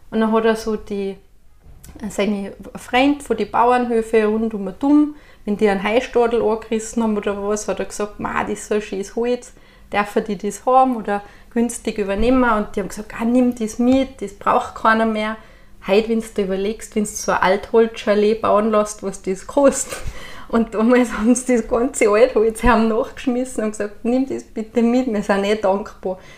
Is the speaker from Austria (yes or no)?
yes; Styria, Austria; Dann sage ich, was ist das bei Steirer? Ist das Inker Wasser oder was? Dann sage ich, ganz einfach, wir sind furchtlos.